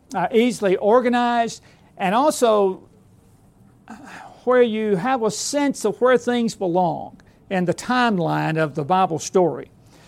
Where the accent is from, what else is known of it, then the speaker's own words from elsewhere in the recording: Alabama, United States; moved away as an adult; now in Lawrenceburg, United States; I am a recent transplant to up there, being born and raised in Alabama